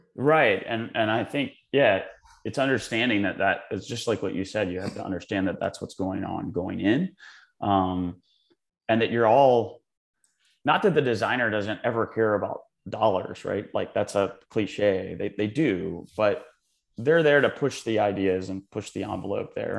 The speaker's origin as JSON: {"language": "English", "town": "Charleston", "region": "South Carolina", "country": "United States", "also_born_or_lived": "West Virginia", "moved": "yes", "lives_now": "New York, United States", "said": "I'm from Charleston, born in West Virginia in Mid-Atlantic, um, but live in New York"}